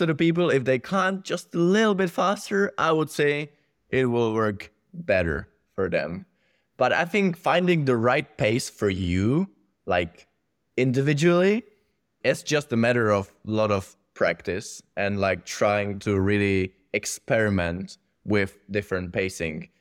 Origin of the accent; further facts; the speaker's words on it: Czechia; growing up there